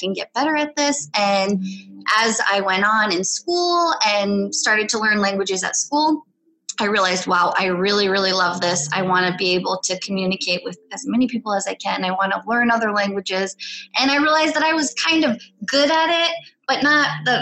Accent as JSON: {"language": "English", "country": "United States", "tie": "born or raised there", "first_language": "Polish", "second_language": "English", "said": "I'm Polish-American. So I grew up speaking Polish at home, and I grew up in the United States. So I learned English when I went to school"}